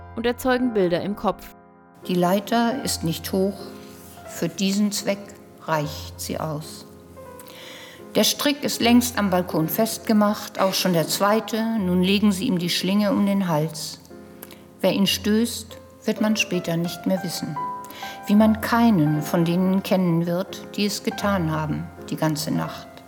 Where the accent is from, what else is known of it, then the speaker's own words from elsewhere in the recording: Germany; als Deutsche